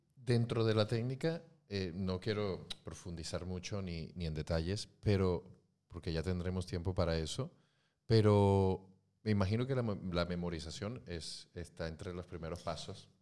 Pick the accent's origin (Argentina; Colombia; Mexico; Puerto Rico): Mexico; moved away as an adult; now in Spain; vengo de México